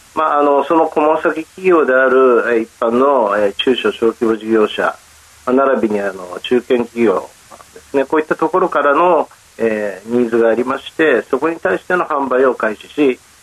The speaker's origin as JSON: {"language": "Japanese", "region": "Tokyo", "country": "Japan", "said": "えー、東京都になります。"}